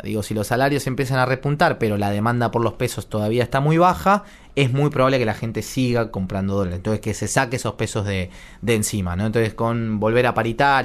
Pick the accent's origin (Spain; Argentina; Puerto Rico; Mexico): Argentina; nuestros salarios son cero